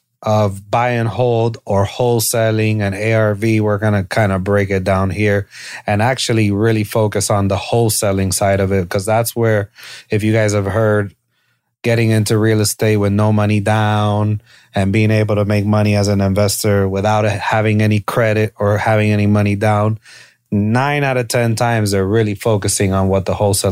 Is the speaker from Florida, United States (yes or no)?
yes; Miami, Florida, United States; the I'm from Miami, bro.